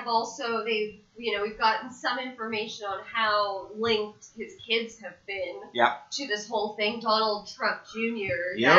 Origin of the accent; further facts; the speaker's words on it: South Africa; Paper, I come from South Africa.